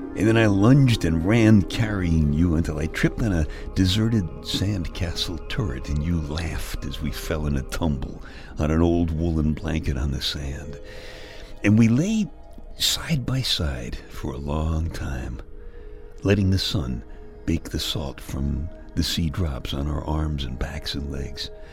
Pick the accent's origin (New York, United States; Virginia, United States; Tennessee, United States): New York, United States; New York City; I was born in February in the uh, Iceland section of Brooklyn